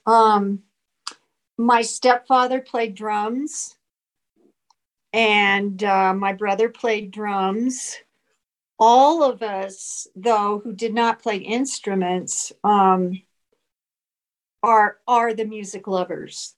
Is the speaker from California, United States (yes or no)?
no; Phoenix, Arizona, United States; moved away as an adult; now in Prescott, United States; I was born in Phoenix, mm-hmm. grew up in Phoenix